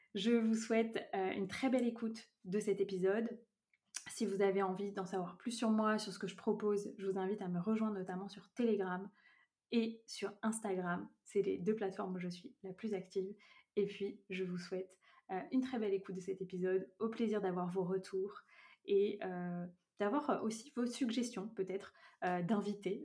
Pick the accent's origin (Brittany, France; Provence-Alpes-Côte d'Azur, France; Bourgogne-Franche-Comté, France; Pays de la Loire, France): Brittany, France; je vis actuellement en Bretagne, près de là où j'ai grandi